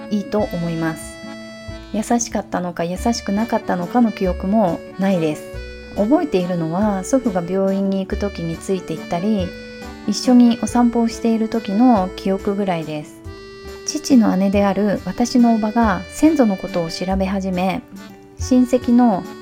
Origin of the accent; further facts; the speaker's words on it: Tokyo, Japan; 私は東京に生まれ育ちました